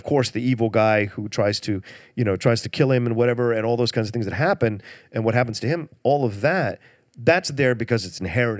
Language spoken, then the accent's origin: English; the South, United States; I grew up in the South